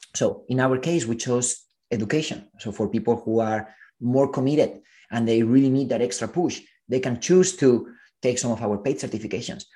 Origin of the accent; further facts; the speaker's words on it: Spain; moved away as an adult; also born or lived in Silicon Valley; I come from Spain and I remember studying computer science